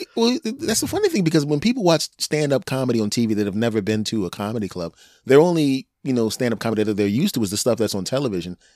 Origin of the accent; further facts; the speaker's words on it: Philadelphia, Pennsylvania, United States; moved away; also born or lived in Cherry Hill, New Jersey; I'm originally from Philadelphia, Pennsylvania